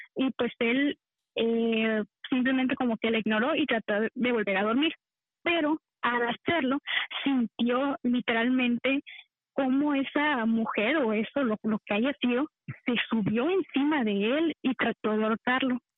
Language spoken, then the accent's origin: Spanish; Veracruz, Mexico; Del estado de Veracruz